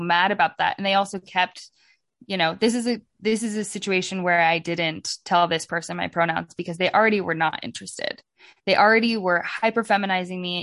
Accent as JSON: {"language": "English", "region": "Oregon", "country": "United States", "said": "I'm from, I'm from Oregon."}